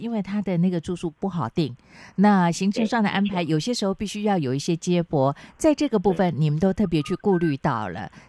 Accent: Chiayi, Taiwan; 你跟我都是嘉义人嘛？

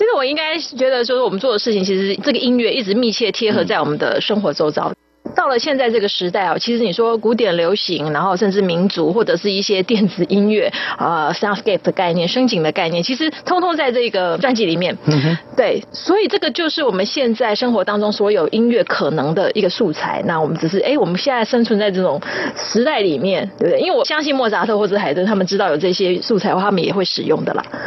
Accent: Taiwan; 身为一个台湾人

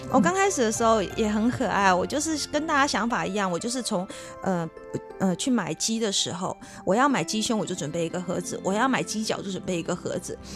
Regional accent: Taiwan; 我小时候在山上长大

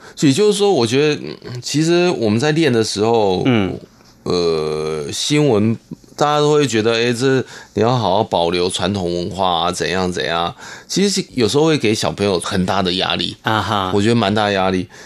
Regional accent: Taiwan; first language Hakka; Chinese is a second language; 自己是客家人，我很开心可以用自己的母语

